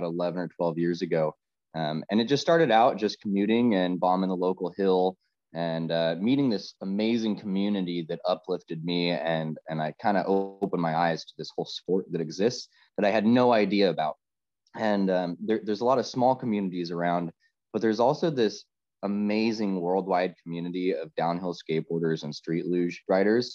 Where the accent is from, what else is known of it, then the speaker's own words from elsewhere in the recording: Los Angeles, California, United States; moved away as an adult; now in Northern California, United States; I grew up in Southern California, in the LA Metro. And then I moved up to Northern California